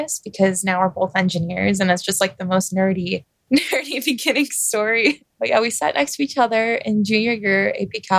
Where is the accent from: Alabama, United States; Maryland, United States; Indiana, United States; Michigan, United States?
Michigan, United States; Clarkston; first language English; I grew up in Clarkston, which is a very Christian town